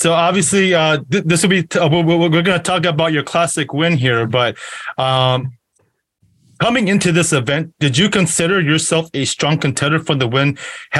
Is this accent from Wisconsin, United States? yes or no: yes; Wisconsin, United States; you're not that far from me. I'm from Wisconsin.